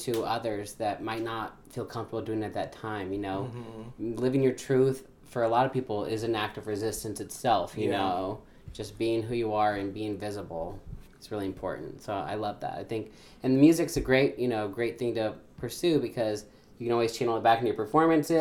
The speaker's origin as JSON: {"language": "English", "region": "Ohio", "country": "United States", "also_born_or_lived": "Toledo, Ohio / Dayton, Ohio", "moved": "yes", "said": "We're from the backwoods of Ohio"}